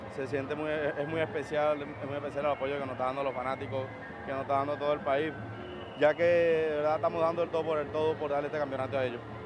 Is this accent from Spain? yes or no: no; Venezuela; estoy en mi país, mi familia está aquí conmigo